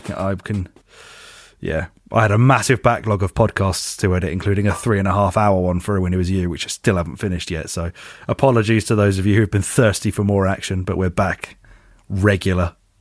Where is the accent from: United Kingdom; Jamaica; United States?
United Kingdom; we are British